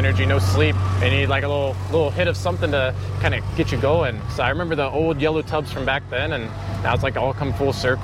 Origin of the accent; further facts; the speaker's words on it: West Virginia, United States; moved away as an adult; now in Austin, United States; I'm from West Virginia originally